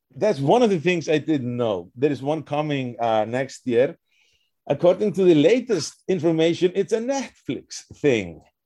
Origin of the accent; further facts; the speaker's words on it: Reykjavik, Capital Region, Iceland; moved away; also born or lived in Wisconsin; I was born in Reykjavik